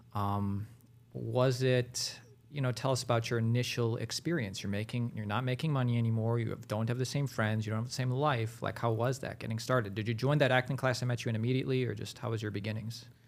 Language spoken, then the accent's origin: English; Ohio, United States; also born or lived in Hollywood; now in Los Angeles, United States; I'm from Ohio